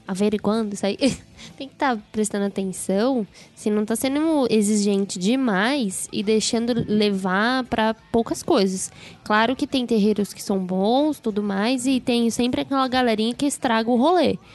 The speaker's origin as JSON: {"language": "Portuguese", "town": "Santa Luzia", "region": "Minas Gerais", "country": "Brazil", "said": "Senhor Douglas, eu esqueci de falar de onde somos. Somos de Santa Luzia, Minas Gerais, região metropolitana"}